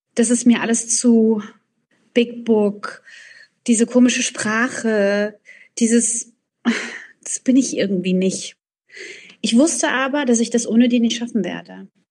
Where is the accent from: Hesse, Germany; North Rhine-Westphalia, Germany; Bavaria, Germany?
Hesse, Germany; Frankfurt; meiner Heimatstadt in Frankfurt